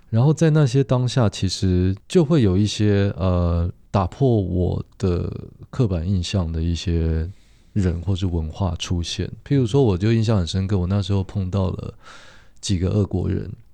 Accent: Taiwan; 然后我是台湾人

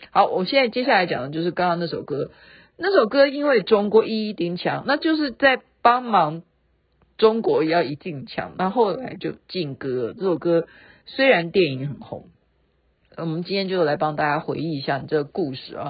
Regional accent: Taiwan; 这样才代表我是台湾人

